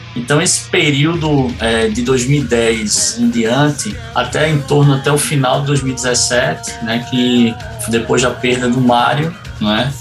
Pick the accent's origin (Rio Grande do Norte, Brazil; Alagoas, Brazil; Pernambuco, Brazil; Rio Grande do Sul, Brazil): Pernambuco, Brazil; Recife; Eu, eu sou nordestino, sou natural de Recife, Pernambuco